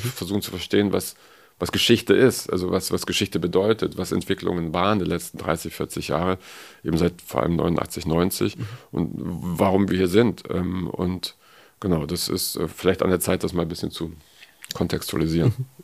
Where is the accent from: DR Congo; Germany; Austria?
Germany; West Germany; Also ich bin aus dem Westen